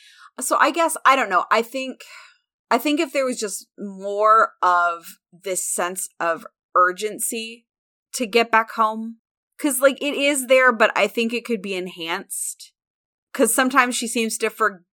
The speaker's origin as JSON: {"language": "English", "region": "Illinois", "country": "United States", "tie": "born or raised there", "said": "I grew up in Central Illinois, which is part of Tornado Alley."}